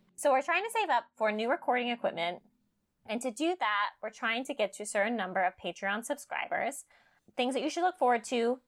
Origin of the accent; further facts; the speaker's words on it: California, United States; I'm growing up in California